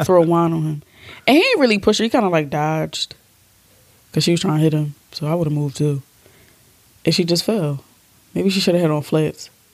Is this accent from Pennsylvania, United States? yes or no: yes; Philadelphia, Pennsylvania, United States; We're from Philly